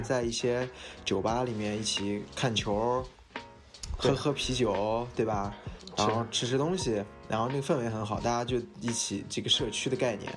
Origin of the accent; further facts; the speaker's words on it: Shihezi, Xinjiang, China; now in Shanghai, China; 我是对。来自新疆生产介质的兵团，有着戈壁明珠之称的石盒子师